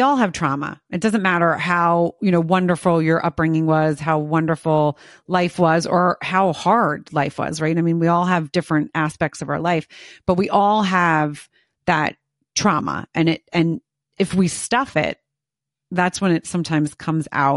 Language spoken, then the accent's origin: English; United States; being an American